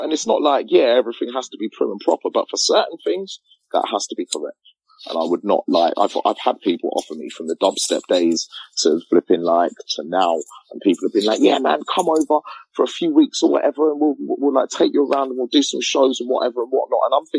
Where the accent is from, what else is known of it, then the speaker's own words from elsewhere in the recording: England, United Kingdom; Growing up in England, being a young black man, yeah, with all the hassle that I have to go through being black in England